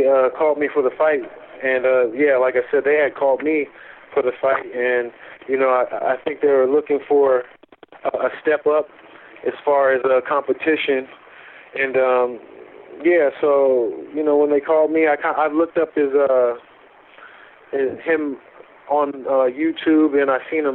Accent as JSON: {"language": "English", "country": "United States", "said": "I'm from America"}